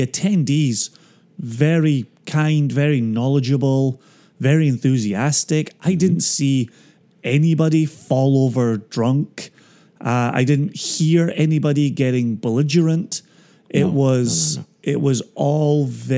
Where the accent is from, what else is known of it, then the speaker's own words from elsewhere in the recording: Scotland, United Kingdom; I'm only from Scotland and work in the whiskey industry.